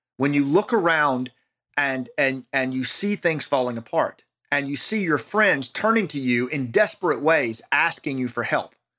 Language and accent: English; United States; in our own country